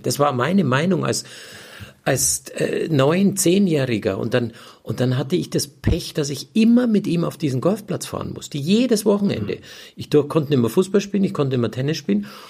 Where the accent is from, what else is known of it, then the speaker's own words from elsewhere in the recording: Munich, Bavaria, Germany; moved away as an adult; also born or lived in Florida, United States; ich bin in München aufgewachsen, ich bin in München groß geworden